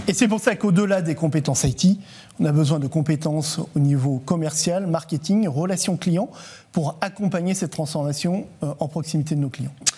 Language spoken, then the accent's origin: French; France; en tant que Français